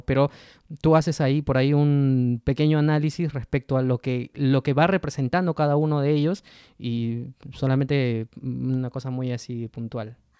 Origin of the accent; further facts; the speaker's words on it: Peru; nosotros como peruanos